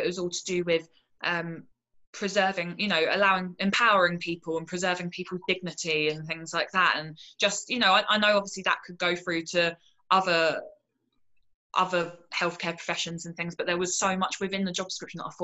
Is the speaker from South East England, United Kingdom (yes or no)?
yes; Portsmouth, South East England, United Kingdom; also born or lived in London; I moved down to Portsmouth, which is where my hometown